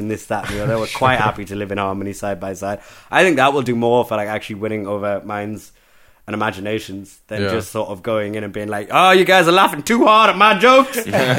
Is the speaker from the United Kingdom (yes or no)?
yes; England, United Kingdom; Oh, yeah, yeah, particularly in Europe, man. Europeans are bad for it. Yeah, where are you from? England. Where are you really from?